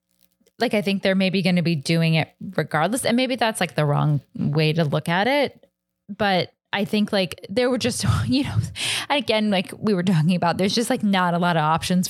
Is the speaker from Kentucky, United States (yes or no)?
yes; Kentucky, United States; moved away; And I was from Kentucky.